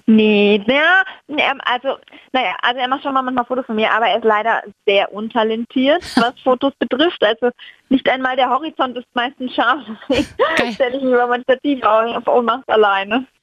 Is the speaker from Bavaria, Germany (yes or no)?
yes; Franconia, Bavaria, Germany; ich komme aus Franken